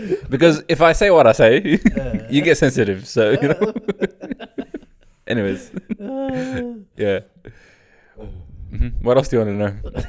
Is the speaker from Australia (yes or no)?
yes; Australia; accent: Australian; moved away as an adult; now in Canada